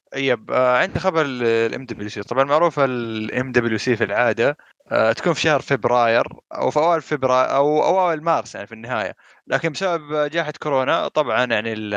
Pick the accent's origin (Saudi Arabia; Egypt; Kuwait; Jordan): Saudi Arabia; عندنا في السعوديه